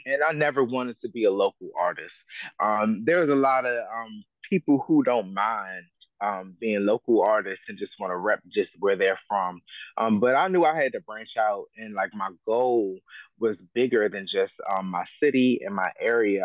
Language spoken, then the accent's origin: English; Prince George's County, Maryland, United States; also born or lived in Silver Spring, Montgomery County, Maryland; I was born in um, um Mo County, um, in Holy Cross Hospital in Silver Spring, but I was raised in um Prince George's County, Maryland